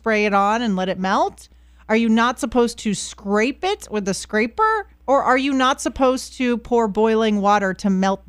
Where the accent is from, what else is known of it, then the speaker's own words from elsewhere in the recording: Florida, United States; also born or lived in northern Louisiana; Yeah, so I used to live in northern, almost Arkansas, Louisiana. And I was a Floridian